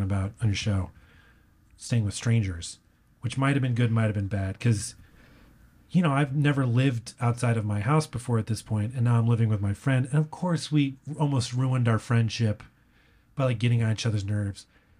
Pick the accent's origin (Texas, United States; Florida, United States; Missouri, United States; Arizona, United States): Texas, United States; San Antonio; I grew up in San Antonio, or we moved around a lot, but I went to high school in San Antonio.